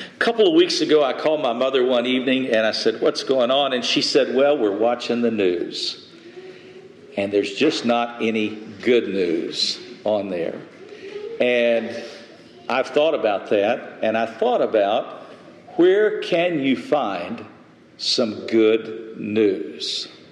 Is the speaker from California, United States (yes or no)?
no; West Texas, United States; I grew up in the desert, I grew up in West Texas.